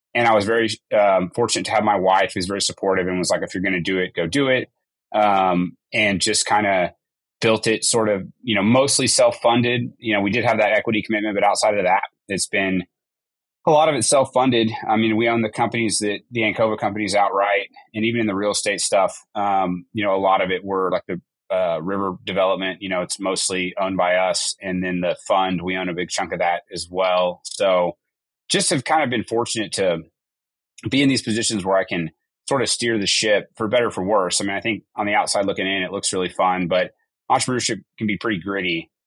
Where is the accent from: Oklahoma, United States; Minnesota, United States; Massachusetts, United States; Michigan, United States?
Oklahoma, United States; Tulsa; also born or lived in Edmond, Oklahoma; grew up in Oklahoma my whole life. I was born in the Tulsa area and uh, moved to Oklahoma City area about ninth grade